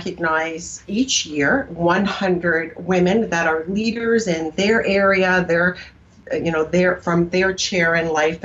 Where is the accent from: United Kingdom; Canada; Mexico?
Canada; now in United States; So I was Canadian at the time. I'm an American now